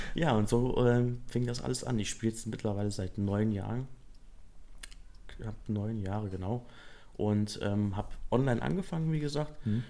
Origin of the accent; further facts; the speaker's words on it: Kassel, Hesse, Germany; also born or lived in Edermünde; ich bin 32, bin aus Kassel mhm. und bin auch dort geboren.